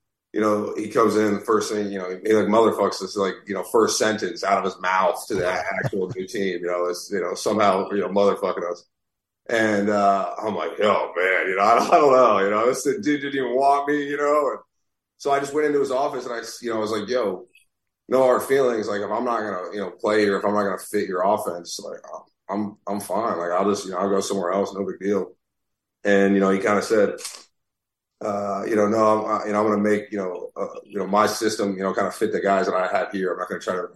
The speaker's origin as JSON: {"language": "English", "town": "Naples", "region": "Florida", "country": "United States", "moved": "as an adult", "said": "I was from Naples"}